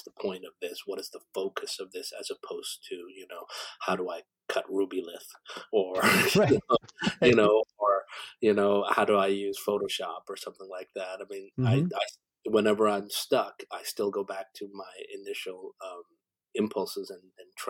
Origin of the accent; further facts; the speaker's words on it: Canada; also born or lived in Korea; I'm an immigrant to Canada, so I always have an outsider's perspective, you know, I've had that all my life. So because I came here when I was six, to Canada